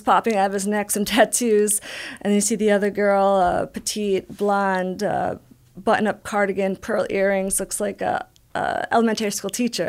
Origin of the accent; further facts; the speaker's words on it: Albany, New York, United States; moved away as an adult; also born or lived in Buffalo, New York; now in San Diego, United States; I grew up in Albany, New York